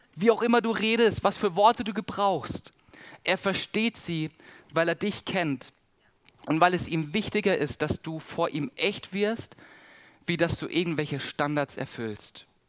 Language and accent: German; Southern Germany, Germany; accent: Swabian and Baden; Bei uns, wo ich herkomme, ich komme aus dem Süden von Deutschland, wir, wir schwätzen Schwäbisch und Badenserisch.